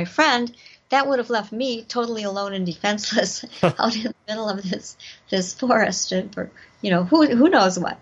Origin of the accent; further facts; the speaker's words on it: Wisconsin, United States; also born or lived in Madison, Wisconsin; I grew up around Wisconsin. I was born in Madison. Lived there till I was about 8, and then my parents moved to a little town in southeastern Wisconsin, where I went to went through school and high school